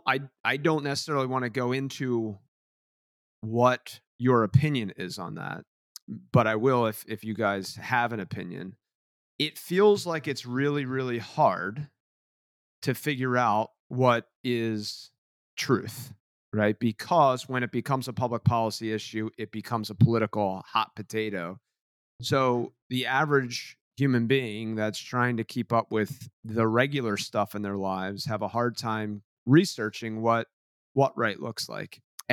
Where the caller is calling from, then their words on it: New Jersey, United States; And so I'm dialing in from the Jersey Shore.